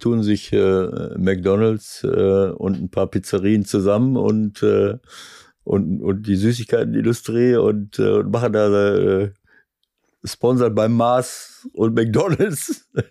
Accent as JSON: {"language": "German", "town": "Schloß Holte-Stukenbrock", "region": "North Rhine-Westphalia", "country": "Germany", "tie": "born or raised there", "moved": "yes", "lives_now": "Hamburg, Germany", "said": "Heimatstadt, wo ich herkomme"}